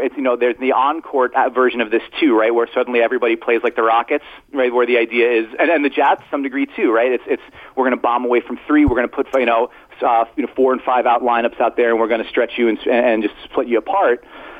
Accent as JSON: {"language": "English", "town": "Brooklyn", "region": "New York", "country": "United States", "said": "I respect it. I'm from Brooklyn, man. I get it."}